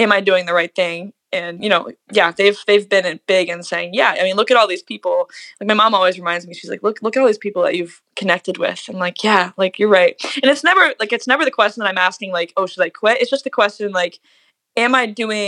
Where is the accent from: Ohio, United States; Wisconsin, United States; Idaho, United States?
Ohio, United States; Cincinnati; once we left Ohio, like left Cincinnati, and I played my first out of town gig